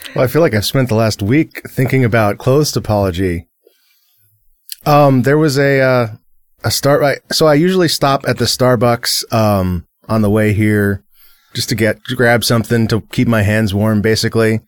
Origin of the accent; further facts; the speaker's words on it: San Diego, California, United States; growing up in San Diego